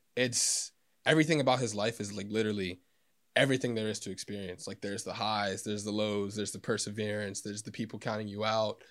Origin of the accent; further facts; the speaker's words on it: Elsmere, Kentucky, United States; from Northern Kentucky, uh, Ellesmere